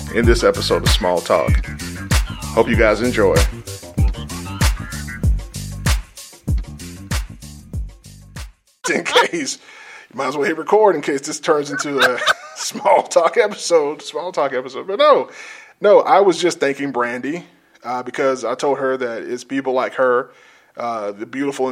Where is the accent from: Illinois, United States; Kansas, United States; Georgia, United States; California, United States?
Georgia, United States; South; I grew up in South Georgia